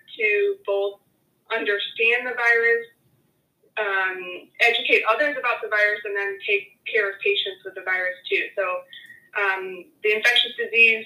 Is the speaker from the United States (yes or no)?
yes; Michigan, United States; moved away as an adult; now in Houston, United States; I grew up in Michigan